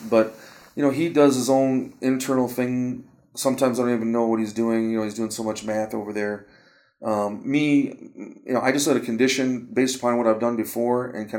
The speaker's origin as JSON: {"language": "English", "region": "Michigan", "country": "United States", "said": "I'm from Michigan"}